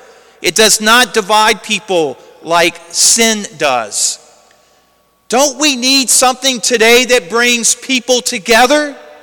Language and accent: English; Lake Charles, Louisiana, United States; I'm from Lake Charles